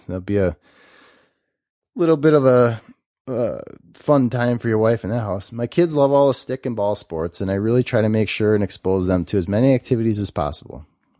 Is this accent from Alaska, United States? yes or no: yes; Alaska, United States; moved away as an adult; now in Durango, United States; I'm a mountain bike addict, and I'm from Durango, Colorado, after spending my first 32 years in Alaska.